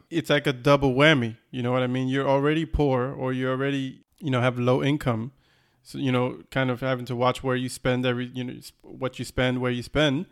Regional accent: Florida, United States; we grew up in Florida

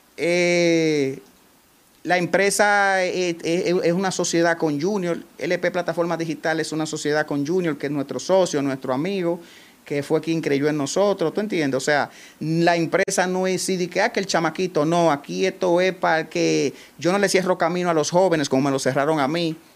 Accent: Salcedo, Hermanas Mirabal, Dominican Republic; estoy tan comprometido con mi pueblo y con lo que yo hago aquí

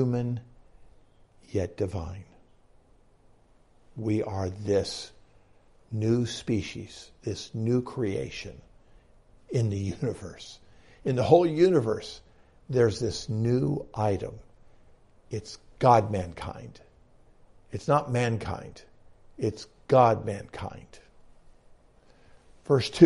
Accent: United States; I'm an American.

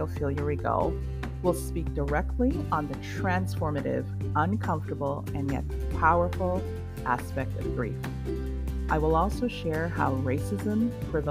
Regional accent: Trinidad & Tobago; I am a Trinidadian by birth

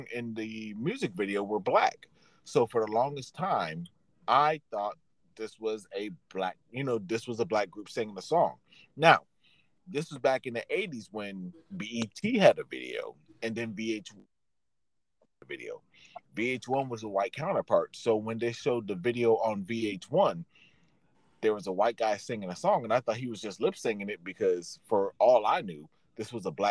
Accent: Florida, United States; we were growing up in Florida

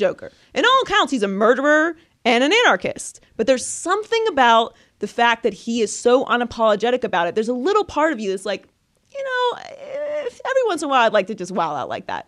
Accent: Pittsburgh, Pennsylvania, United States; I'm from Pittsburgh

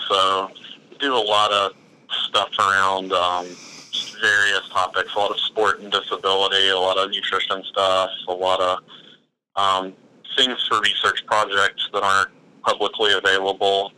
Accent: Gadsden, Alabama, United States; I'm from Gadsden

